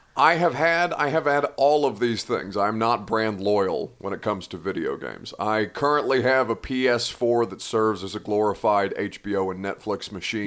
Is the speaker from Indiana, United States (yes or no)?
yes; Indiana, United States; I'm from Indiana